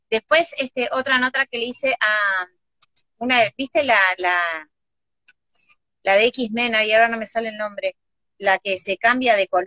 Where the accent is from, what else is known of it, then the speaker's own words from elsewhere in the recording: Uruguay; no, yo este, estoy muy contenta, vengo de Uruguay, no sé si ustedes conocen, están